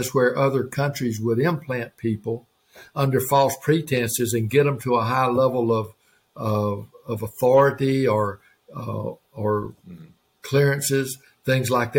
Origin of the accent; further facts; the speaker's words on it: Georgia, United States; moved away; also born or lived in Alabama / Oklahoma; shortly after that, we moved to Georgia.